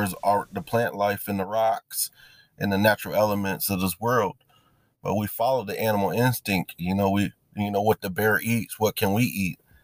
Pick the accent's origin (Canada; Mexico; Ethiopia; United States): United States; Battle Creek, Michigan; I am from, actually, it's um, Battle Creek